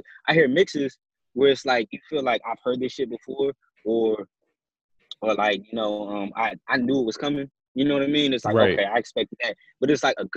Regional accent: Washington, District of Columbia, United States; being a Washingtonian

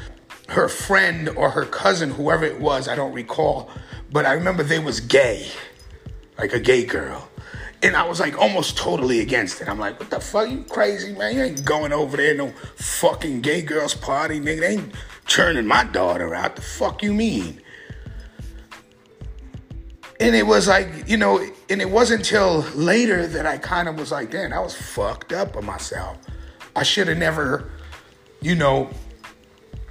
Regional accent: San Francisco, California, United States; growing up in the Bay Area, San Francisco, which was the gay capital

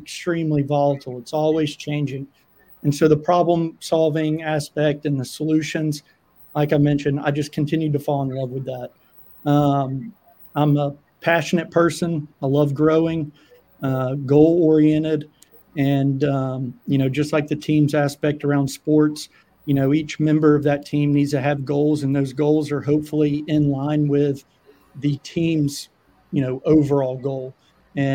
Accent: Birmingham, Alabama, United States; from Birmingham.

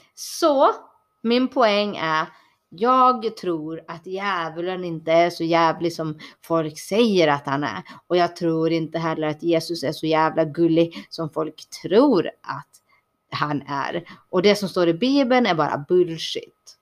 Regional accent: Borås, Västra Götaland, Sweden; also born or lived in Bangalore, India; jag kommer ifrån eh, utkanten av Borås

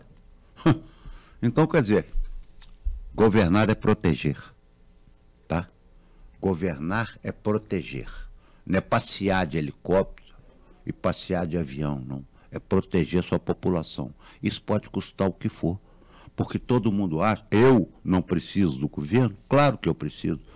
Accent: Minas Gerais, Brazil; nós, mineiros

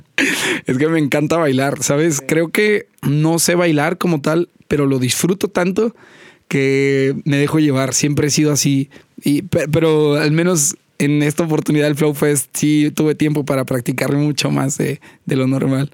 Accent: Poza Rica, Veracruz, Mexico; also born or lived in Xalapa / Mexico City; Yo nací en Poza Rica, estuve ahí hasta los 12, 13 años

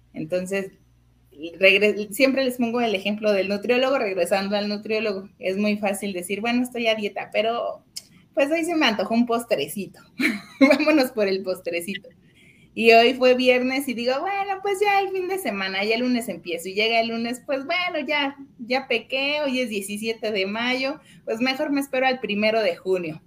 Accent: Mexico; nosotros como, como mexicanos

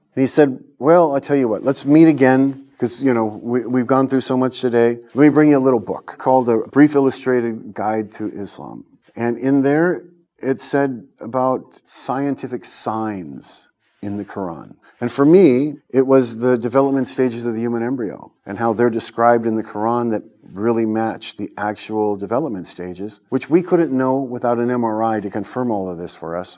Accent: California, United States; I was born in California and um, I grew up, went to Christian school

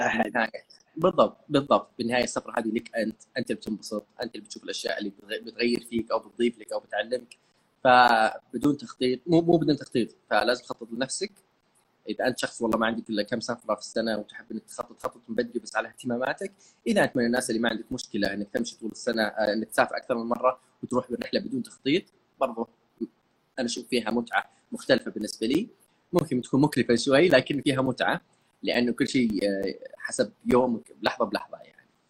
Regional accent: Saudi Arabia; عندنا في السعوديه والخليج عموما

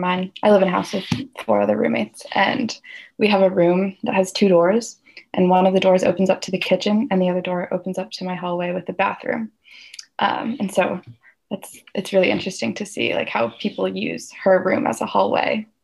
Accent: Walla Walla, Washington, United States; I grew up in Walla Walla and then I went to college here

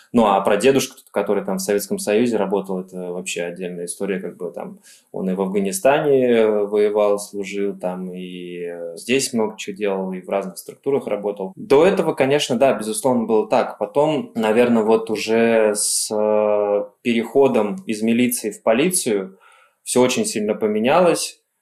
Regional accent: Elektrostal, Moscow Oblast, Russia; Электросталь мой родной город

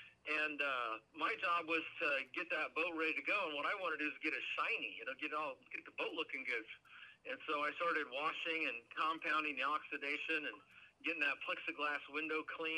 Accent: Oregon, United States; And but as a kid growing up in Oregon, it rained 9 months out of the year.

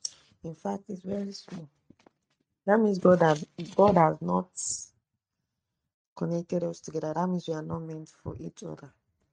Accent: Abeokuta, Ogun State, Nigeria; I'm from Abeokuta.

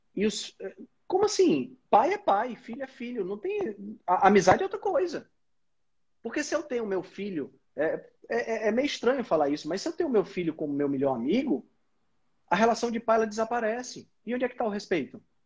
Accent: Northeast Region, Brazil; Mas somos nordestinas

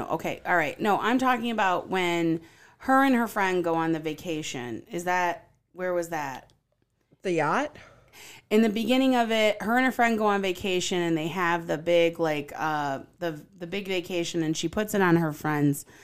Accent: Rochester, Michigan, United States; I'm from Rochester.

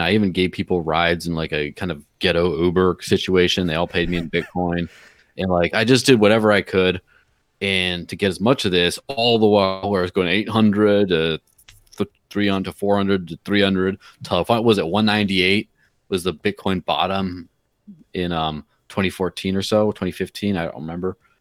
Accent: Mexico; my parents live in Mexico and I grew up in Mexico in the early nineties

